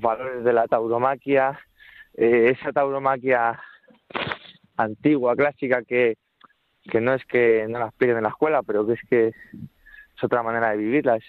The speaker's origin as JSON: {"language": "Spanish", "town": "Barajas de Melo", "region": "Castilla-La Mancha", "country": "Spain", "moved": "yes", "lives_now": "Madrid, Spain", "said": "soy de Barajas de Melo, de, Cuenca, aunque resido, aunque resido en Madrid"}